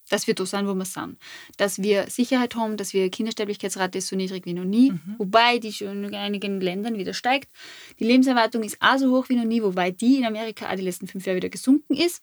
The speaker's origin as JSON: {"language": "German", "town": "Fischbach", "region": "Styria", "country": "Austria", "said": "Fischbach ist, wo ich her bin."}